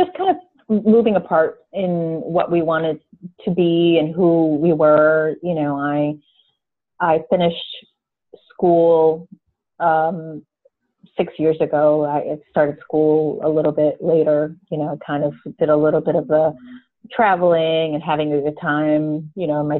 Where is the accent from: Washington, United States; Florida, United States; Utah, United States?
Florida, United States; South; moved away as an adult; I'm originally from South Florida. I moved away and I came back about 6 years ago